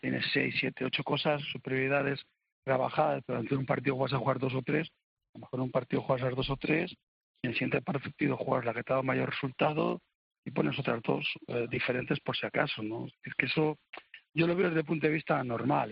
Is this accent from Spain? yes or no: yes; Spain; yo soy español